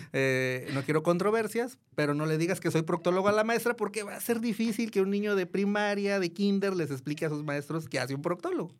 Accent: Guadalajara, Jalisco, Mexico; also born or lived in Mexico City; soy de Guadalajara, siempre he estado en Guadalajara

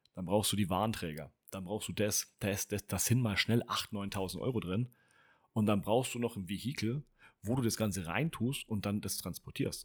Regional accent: Franconia, Bavaria, Germany; Ich bin selber Franke, ja, es war ein Fauxpas, Entschuldigung. Äh, ich komme aus Franken

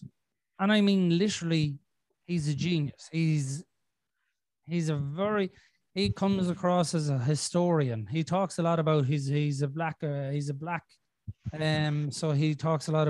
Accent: Ireland; As an Irishman

